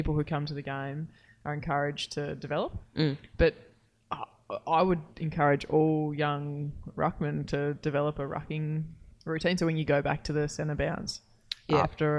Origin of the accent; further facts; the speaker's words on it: Queensland, Australia; growing up in Queensland